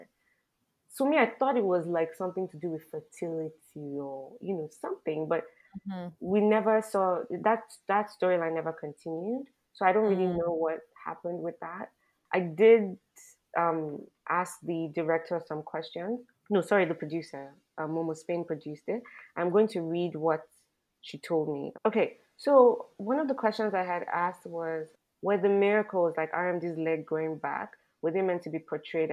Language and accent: English; Nigeria; as a Nigerian